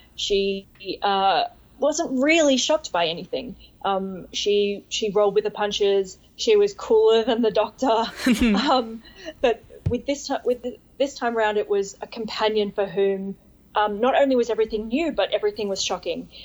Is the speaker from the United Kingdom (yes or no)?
no; Australia; I'm, like, the second Australian then.